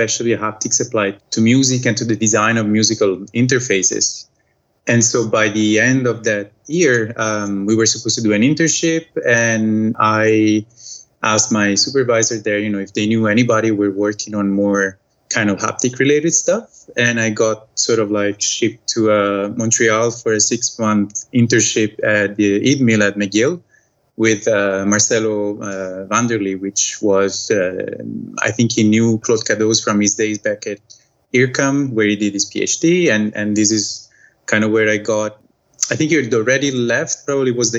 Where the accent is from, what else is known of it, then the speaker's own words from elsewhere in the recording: Italy; moved away as an adult; I'm from Italy originally, but I moved away. It's going to be 11 years now